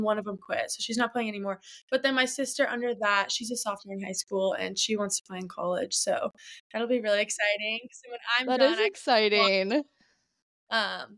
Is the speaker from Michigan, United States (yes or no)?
no; Overland Park, Kansas, United States; I am a sophomore from Overland Park, Kansas